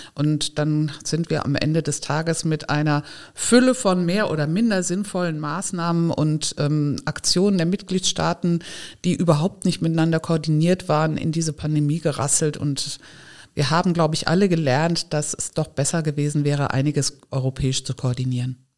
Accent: Giessen, Hesse, Germany; now in Neustadt an der Weinstraße, Germany; Ich bin geboren in Gießen in Hessen

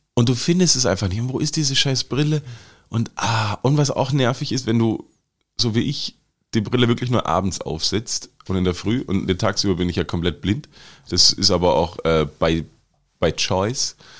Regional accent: Germany; now in Austria; also in Deutschland, wo ich herkomme

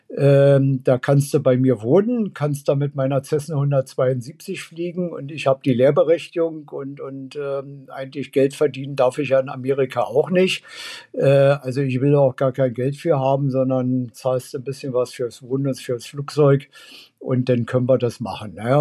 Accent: Berlin, Germany; Also ich bin ja in, in West-Berlin aufgewachsen

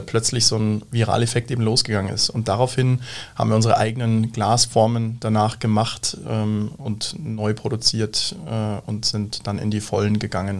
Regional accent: Munich, Bavaria, Germany; moved away as an adult; now in Siegsdorf, Germany; wir kommen aus München, aus dem Süden hier eigentlich direkt auch aus der Region

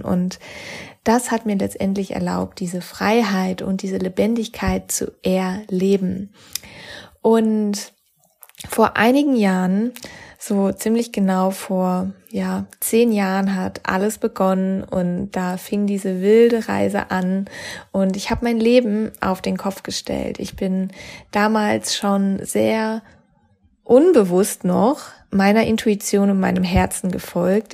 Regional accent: Freiburg, Baden-Württemberg, Germany; moved away as an adult; also born or lived in Sydney / Cologne; in die Heimat gebracht hat, wo ich herkomme, aus Freiburg

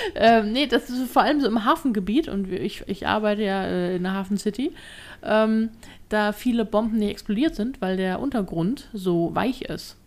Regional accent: Hamburg, Germany; als Hamburger ist man das gewohnt

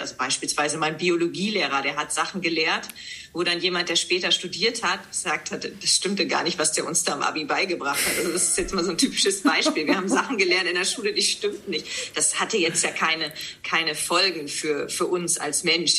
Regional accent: Leer, Lower Saxony, Germany; moved away as an adult; now in Hamburg, Germany; Ich komme aus Leer, Ostfriesland, bin 37 Jahre jung und lebe seit der Zeit nach dem Abitur, das heißt seit 2005

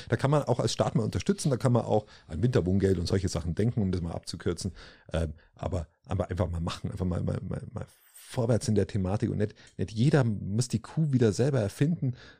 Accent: Allgäu, Germany; Bei uns im Allgäu, im schönen Allgäu

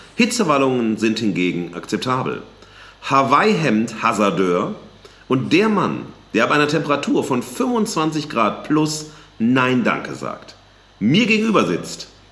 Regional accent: Duisburg, North Rhine-Westphalia, Germany; in meiner Heimatstadt Duisburg

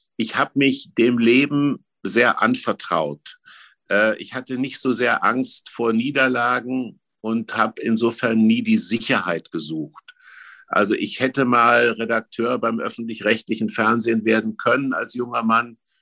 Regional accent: Germany; ich bin im Mittelgebirge groß geworden

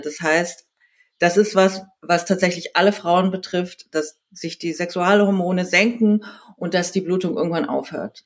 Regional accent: South Korea; now in Berlin, Germany; Ich bin in Südkorea geboren.

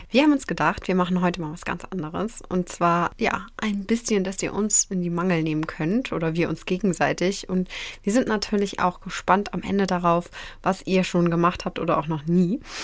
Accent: Northern Germany, Germany; bei uns im Norden

